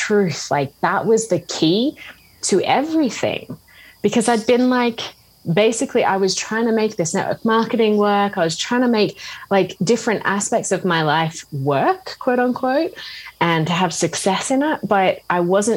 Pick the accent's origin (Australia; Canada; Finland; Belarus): Australia; moved away as an adult; also born or lived in Scotland; I grew up in Australia and I studied teaching